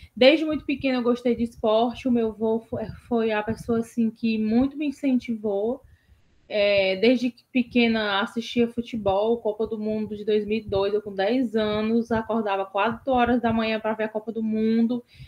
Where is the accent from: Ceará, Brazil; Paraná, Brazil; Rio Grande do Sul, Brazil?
Ceará, Brazil; Fortaleza; No bairro onde eu cresci, que é Joaquim Távora, aqui de Fortaleza